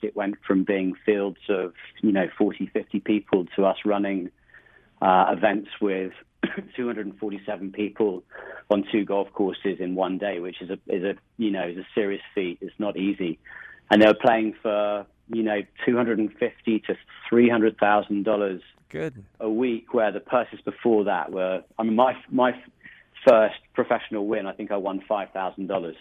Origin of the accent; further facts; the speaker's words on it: rural England, United Kingdom; moved away as an adult; now in United States; I originally originally grew up just outside of London, about an hour away, in a small rural part of England